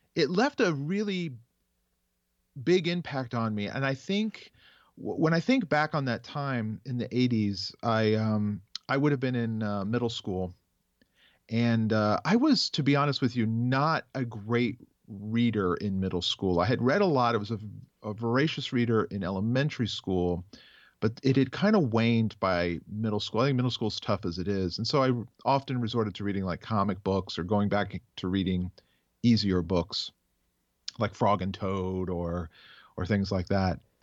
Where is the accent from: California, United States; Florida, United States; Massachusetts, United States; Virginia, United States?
Florida, United States; South; growing up in South Florida, um, I just went to public schools